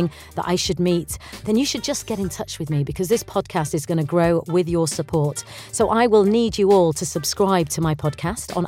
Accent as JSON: {"language": "English", "region": "Yorkshire and the Humber", "country": "United Kingdom", "tie": "born or raised there", "said": "I have grown up in a world of two different cultures, being Indian and Yorkshire"}